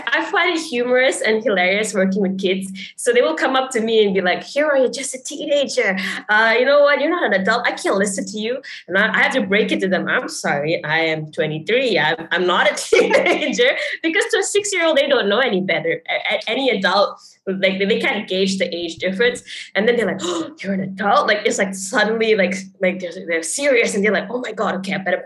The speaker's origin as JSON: {"language": "English", "country": "Malaysia", "tie": "born or raised there", "moved": "yes", "said": "It's nice to be able to give back to my home country. So like growing up, I remember that in class, we would learn about Malaysian icons"}